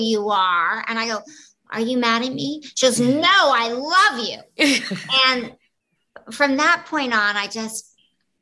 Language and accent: English; the Bible Belt, United States; I grew up in the Bible Belt.